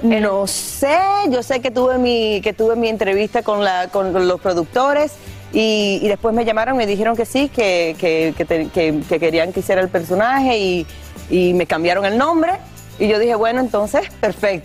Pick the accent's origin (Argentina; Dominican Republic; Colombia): Dominican Republic; como mujer, como dominicana